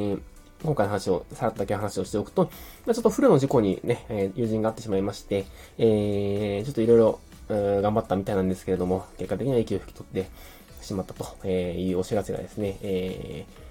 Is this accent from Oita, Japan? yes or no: yes; Beppu, Oita, Japan; moved away; also born or lived in Fukuoka; 幼稚園から中学校まで別府市で、えー、育ちました。実は生まれは福岡なんですけど、生まれてすぐ、ね、別府に引っ越しております。